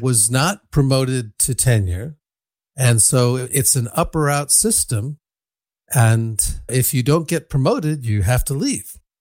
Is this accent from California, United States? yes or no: no; Ann Arbor, Michigan, United States; now in Berkeley, United States; I grew up in Ann Arbor, Michigan, where the University of Michigan is located